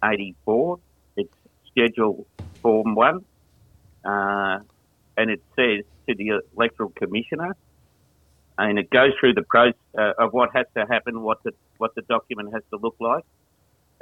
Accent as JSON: {"language": "English", "town": "Korumburra", "region": "Victoria", "country": "Australia", "said": "I'm from Currumburra in South Gippsland"}